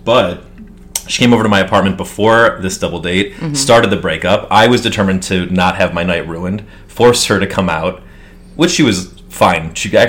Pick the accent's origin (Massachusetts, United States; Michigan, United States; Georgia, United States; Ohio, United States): Michigan, United States; Detroit; now in New York, United States; I am from Detroit, Michigan. Been living in New York for 10 years. I'm 33 years old, about to be 34.